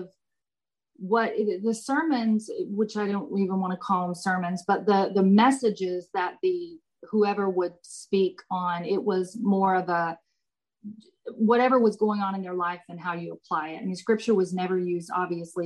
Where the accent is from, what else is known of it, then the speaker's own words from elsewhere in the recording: about an hour from Austin, Texas, United States; It's about an hour from Austin, Texas. And I went to Mary Hardin Baylor, which is in Belton, Texas. Now, I grew up with my husband.